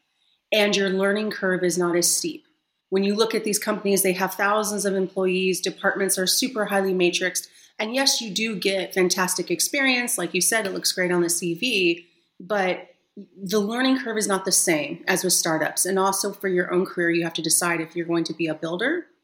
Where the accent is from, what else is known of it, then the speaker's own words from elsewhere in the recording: San Diego, California, United States; moved away as an adult; now in Berlin, Germany; I'm from sunny San Diego